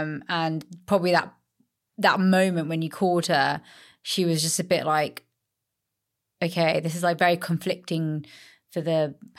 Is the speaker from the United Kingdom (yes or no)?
yes; London, United Kingdom; also born or lived in Australia; as an Indian girl brought up in London, gone to Australia, come back with, you know, a white husband, Australian husband.